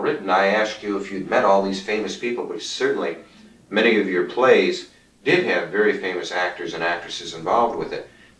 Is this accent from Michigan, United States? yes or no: yes; Kalamazoo, Michigan, United States; my hometown in Michigan